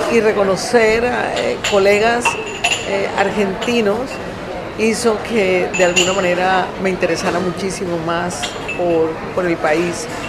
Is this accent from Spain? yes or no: no; Colombia; soy cocinera colombiana